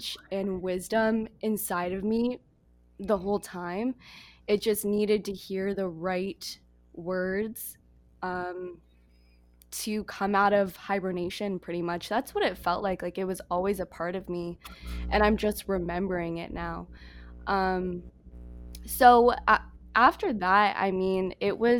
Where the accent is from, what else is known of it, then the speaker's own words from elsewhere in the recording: United States; moved away as an adult; also born or lived in Toronto, Canada; I'm from the States